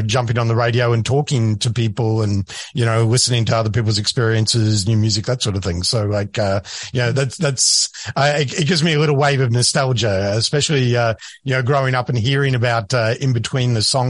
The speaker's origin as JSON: {"language": "English", "country": "Australia", "also_born_or_lived": "Europe / South America", "accent": "Australian", "moved": "as an adult", "lives_now": "United States", "said": "But I am originally from Australia, but I've been living in the United States now for nearly 10 years. And prior to that, I lived in Europe, a little bit in South America. So my heritage is very firmly Australian"}